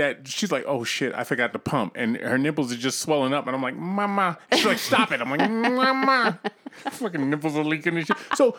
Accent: Northeast, United States; So I'm from the Northeast

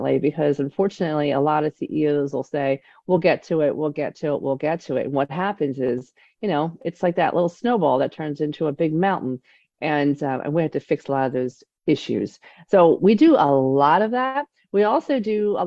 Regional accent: Delaware County, Pennsylvania, United States; I grew up in Delco

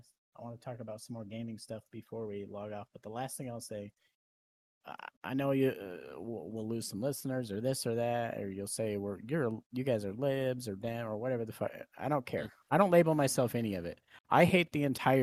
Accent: United States; I sometimes hate to be an American

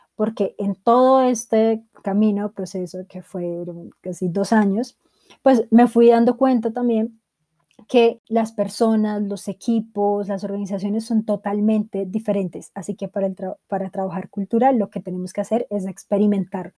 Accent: Bogotá, Colombia; bogotana, edición de los 90

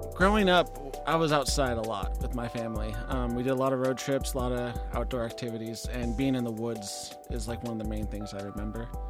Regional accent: Washington, United States; I was sixty miles south of Seattle

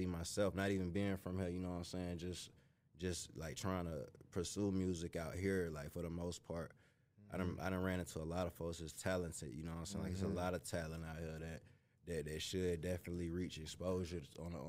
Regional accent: Vidalia, Georgia, United States; also born or lived in Miami, Florida; Growing up down south did have a lot to do with me wanting to do music as well, too. Like I say, I was born in Miami, so going to where I went to in Vidalia

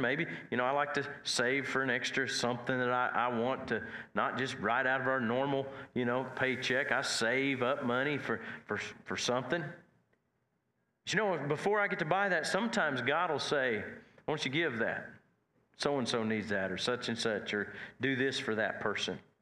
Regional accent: Nash and Watonga area, Oklahoma, United States; I was more from Nash and, and Watonga area

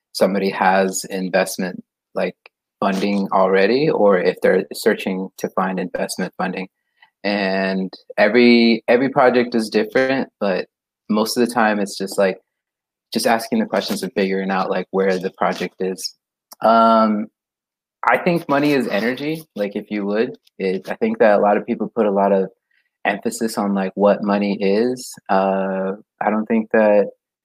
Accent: Costa Mesa, California, United States; It's in Orange County, California

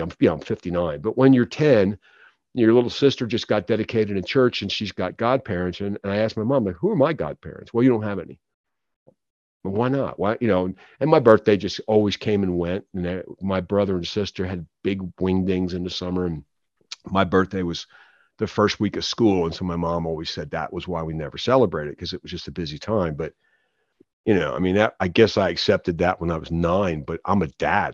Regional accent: Philadelphia, Pennsylvania, United States; I was born in Philadelphia.

